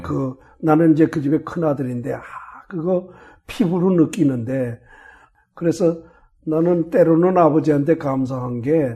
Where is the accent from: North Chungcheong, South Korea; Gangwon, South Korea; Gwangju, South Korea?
North Chungcheong, South Korea; Chungju; also born or lived in Daegu / Seattle / Southern California; now in United States; 저는 충주에서 태어났다고 그러지만 충주가 아니고 충주에서 30리쯤 어, 음성 쪽으로 가다가 그 대소원이라고